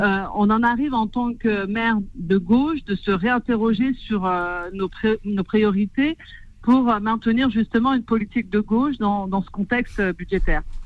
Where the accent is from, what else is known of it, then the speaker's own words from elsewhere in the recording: Clichy-sous-Bois, Île-de-France, France; je suis née à Clichy-sous-Bois, j'ai grandi à Clichy